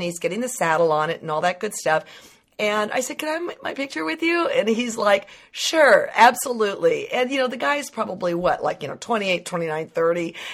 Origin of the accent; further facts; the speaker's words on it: Livermore, California, United States; growing up in Livermore